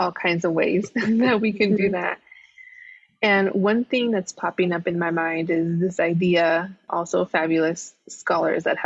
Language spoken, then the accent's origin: English; Los Angeles, California, United States; I am from Los Angeles, a big, you know, city person, was raised in big cities